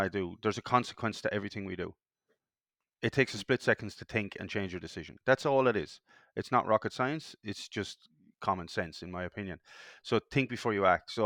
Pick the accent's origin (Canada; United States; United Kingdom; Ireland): Ireland; now in Perth, Australia; From being from Europe, I'm Irish, And being from Europe